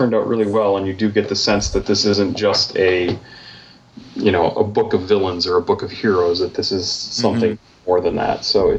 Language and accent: English; United States; We, as middle-class white guys growing up in America